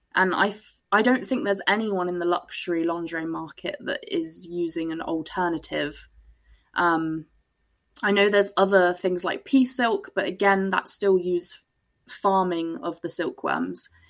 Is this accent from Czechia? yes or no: no; Glastonbury, South West England, United Kingdom; I was brought up in Glastonbury